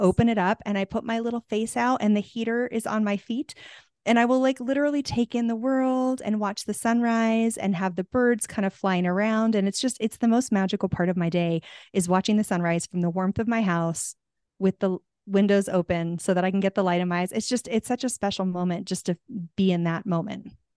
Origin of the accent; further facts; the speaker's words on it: Tucson, Arizona, United States; also born or lived in California; now in Santa Fe, United States; I'm from Tucson, so I'm from hot weather